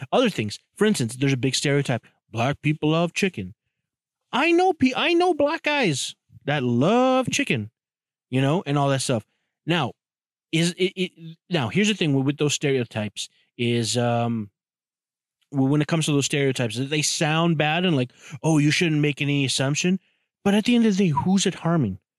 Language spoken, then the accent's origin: English; Toronto, Ontario, Canada; I grew up in Jamestown, Toronto, which is a, you know, a, a borough or a, a hood.